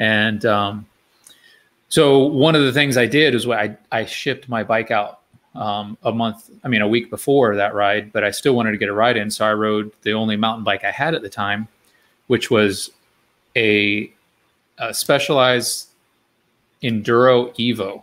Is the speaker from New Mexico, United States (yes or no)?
no; Florida, United States; I grew up in Florida